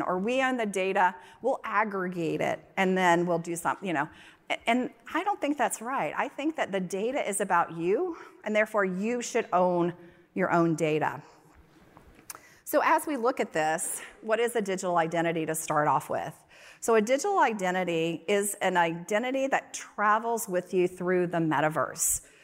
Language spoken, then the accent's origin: English; North Carolina, United States; moved away; also born or lived in Texas; I grew up in North Carolina